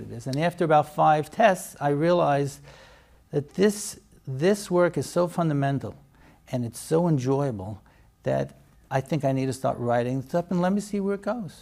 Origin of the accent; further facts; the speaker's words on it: New York City, New York, United States; moved away as an adult; also born or lived in Lakewood / Israel / Boca Raton; now in Baltimore, United States; I grew up in Borough Park